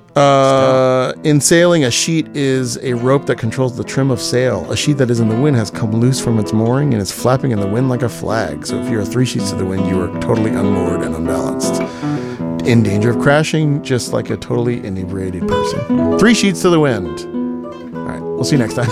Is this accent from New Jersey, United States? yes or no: no; Houston, Texas, United States; I'm from Houston